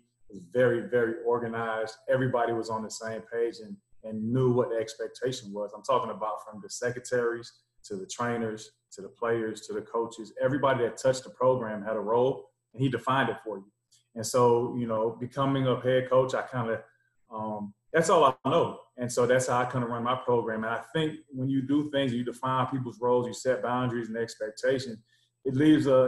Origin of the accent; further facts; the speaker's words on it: North Miami, Florida, United States; also born or lived in Kentucky / Orlando, Florida; I'm originally from North Miami, Florida. Played high school ball in the South Florida area.